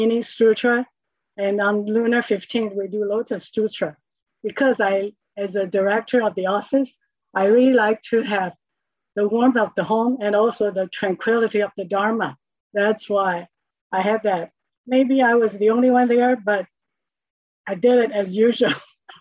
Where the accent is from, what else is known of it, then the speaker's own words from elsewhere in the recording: Taiwan; I grew up in Taiwan with a family of six